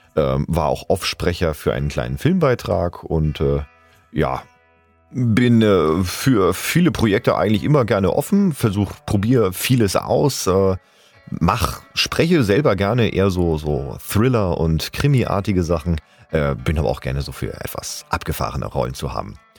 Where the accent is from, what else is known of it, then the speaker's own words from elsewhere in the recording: Hamburg, Germany; now in Bühl, Germany; ich bin 85er Jahrgang und gebürtiger Hamburger lebe aber zurzeit im wunderschönen Bühl im Badener Land